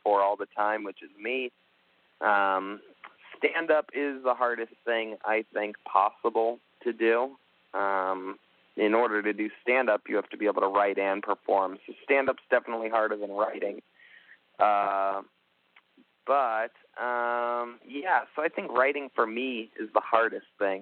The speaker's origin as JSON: {"language": "English", "town": "Youngstown", "region": "Ohio", "country": "United States", "moved": "yes", "lives_now": "Los Angeles, United States", "said": "I'm originally from Youngstown, Ohio"}